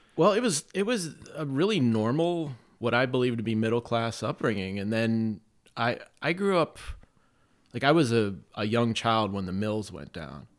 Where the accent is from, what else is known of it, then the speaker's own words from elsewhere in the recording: Campbell, Ohio, United States; I grew up in a city called Campbell